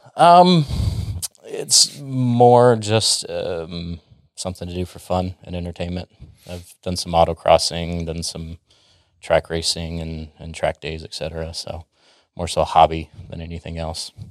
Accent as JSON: {"language": "English", "town": "Dallas", "region": "Texas", "country": "United States", "tie": "born or raised there", "also_born_or_lived": "Florida / Minnesota", "said": "I'm from the Dallas area, born and raised here, moved around a little bit, but I call Dallas home"}